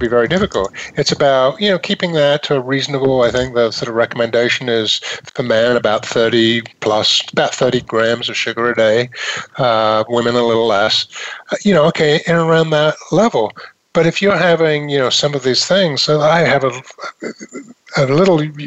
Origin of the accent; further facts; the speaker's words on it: United Kingdom; moved away; I was raised in Britain